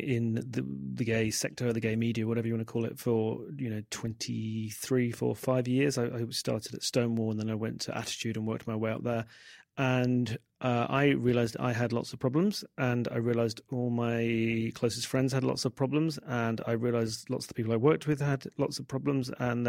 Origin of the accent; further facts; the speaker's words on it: London, United Kingdom; born there; I was born in 1973 in South London, and it's very hard for younger people to understand.